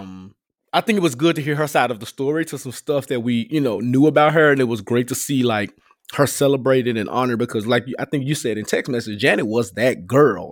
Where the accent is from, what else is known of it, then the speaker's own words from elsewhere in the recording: Memphis, Tennessee, United States; I'm from Memphis and we do not play.